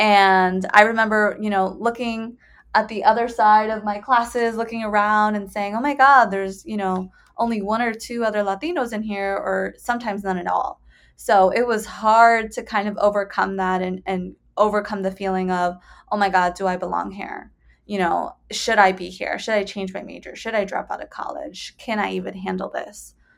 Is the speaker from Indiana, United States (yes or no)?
no; Bridgeport, Connecticut, United States; So I am originally from Bridgeport, Connecticut, which is an inner city. It's kind of an hour, I think, out of New York City. But yeah, I was raised by a single mom.